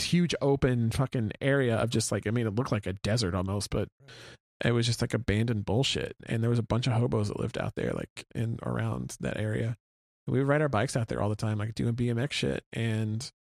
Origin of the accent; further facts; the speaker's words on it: Oklahoma City, Oklahoma, United States; I grew up on South Side of Oklahoma City, around like the Crossroads Mall area, and we used to fucking ride our bikes everywhere.